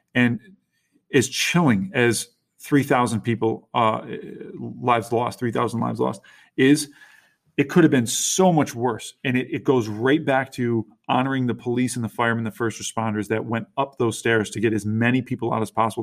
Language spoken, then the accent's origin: English; Little Falls, New York, United States; now in Utica, United States; I grew up in, around the Little Falls, New York area